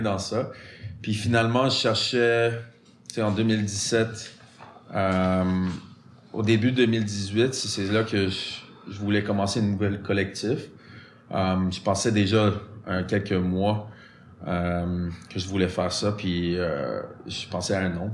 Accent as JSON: {"language": "French", "town": "Montreal", "region": "Quebec", "country": "Canada", "tie": "born or raised there", "second_language": "French", "said": "J'ai grandi en l'ouest de l'île, ou West Island."}